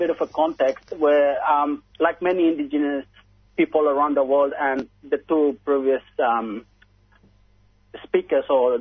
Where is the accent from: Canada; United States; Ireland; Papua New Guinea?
Papua New Guinea; moved away as an adult; now in Australia; my family is as a refugee growing up in Papua New Guinea